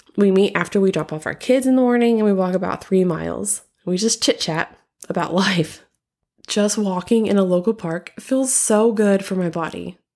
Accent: Southern, United States; accent: Southern; my Southern accent

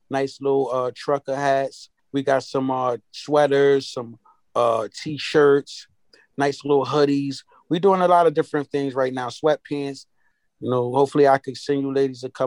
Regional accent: Hartford, Connecticut, United States; I'm from Hartford, Connecticut

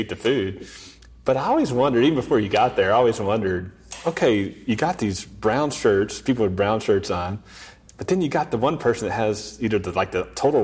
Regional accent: Garland, Texas, United States; now in Sachse, United States; I'm from Garland

